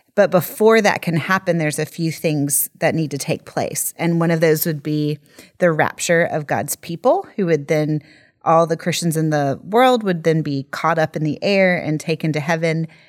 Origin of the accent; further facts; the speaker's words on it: United States; moved away; growing up as an American in the evangelical church in the eighties and nineties